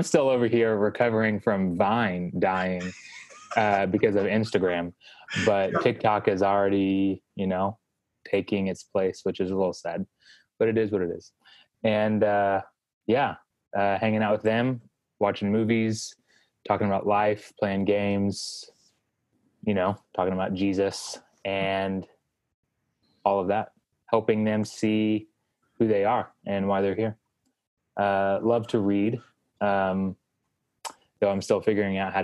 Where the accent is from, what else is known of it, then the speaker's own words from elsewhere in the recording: Texas, United States; moved away as an adult; now in New York City, United States; Born and raised in Texas, but I've been in New York City since 2013